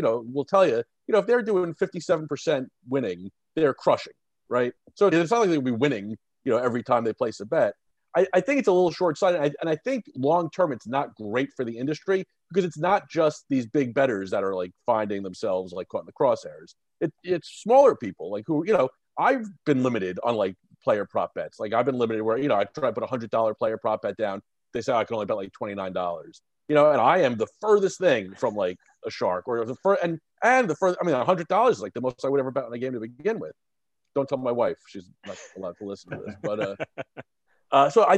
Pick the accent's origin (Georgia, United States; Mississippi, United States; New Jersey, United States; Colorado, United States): New Jersey, United States; growing up in North Jersey, I was surrounded by Yankees fans also